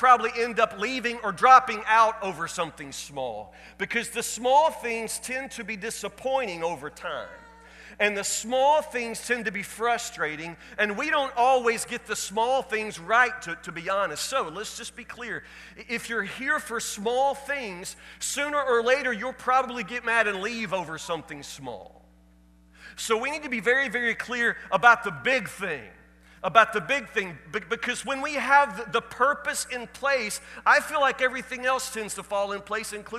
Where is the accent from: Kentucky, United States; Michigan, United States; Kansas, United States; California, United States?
Kentucky, United States; Woodburn; I'm from Woodburn, Kentucky